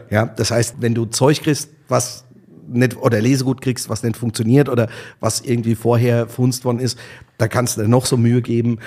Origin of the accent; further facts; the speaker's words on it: Bechtheim, Rhineland-Palatinate, Germany; moved away as an adult; also born or lived in Austria; ich bin aus Bechtem